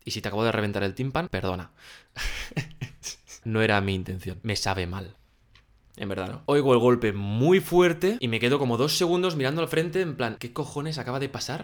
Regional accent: Spain; compréndeme que no soy de aquí, mira mi matrícula, eh, soy de España

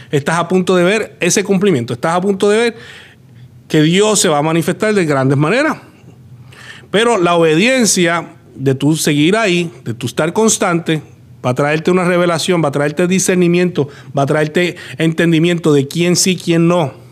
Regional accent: Puerto Rico; now in United States; Tuvimos que salir de Puerto Rico, llegar acá a Estados Unidos y acá comenzar.

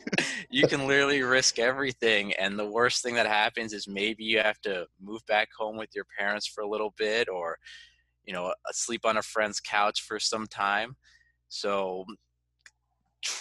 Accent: United States; moved away as an adult; here in my home country

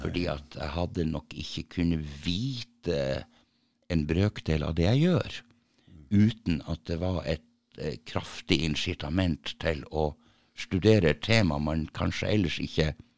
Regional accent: Tromsø, Troms, Norway; Jeg er født i Tromsø.

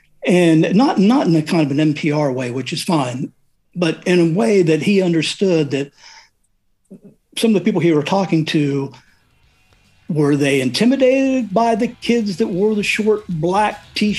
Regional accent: Ohio, United States; also born or lived in South Carolina; now in Columbus, United States; No, I originally grew up about an hour and a half outside of Columbus. And before that, I was in South Carolina.

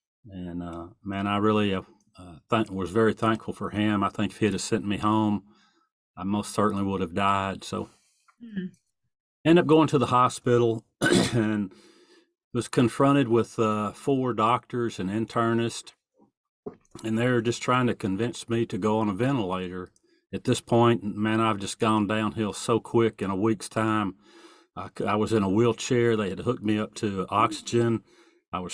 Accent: East Texas, United States; I'm from East Texas.

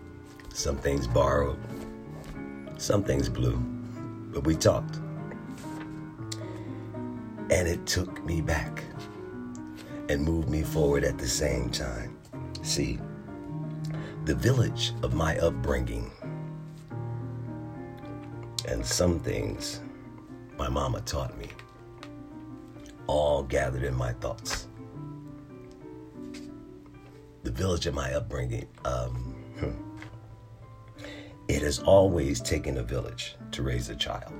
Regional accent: Philadelphia, Pennsylvania, United States; moved away as an adult; also born or lived in North Carolina; now in Virginia, United States; my home in Philadelphia, where I was born and raised

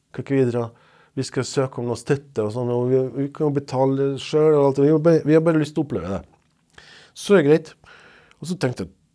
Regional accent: Serbia; Norwegian is a second language; moved away as an adult; now in Trondheim, Norway; jeg kom fra Serbia

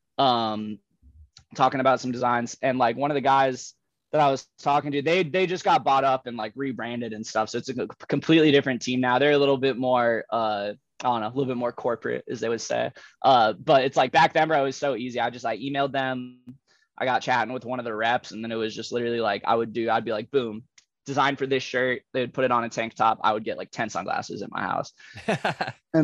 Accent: Satellite Beach, Florida, United States; also born or lived in St. Augustine, Florida; I grew up in Satellite, like right down the street from Cocoa Beach

